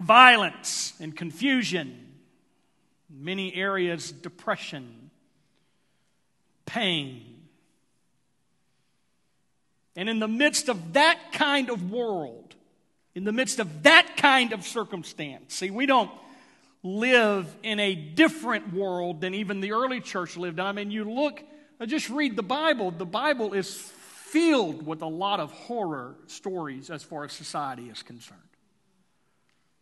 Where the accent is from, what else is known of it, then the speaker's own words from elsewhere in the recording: Texas, United States; now in Tulsa, United States; My Texas is showing